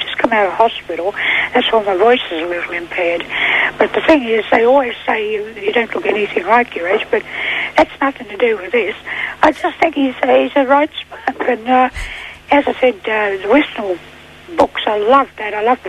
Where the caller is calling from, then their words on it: Sydney, New South Wales, Australia; I'm calling from Cherrybrook, over near Castle Hill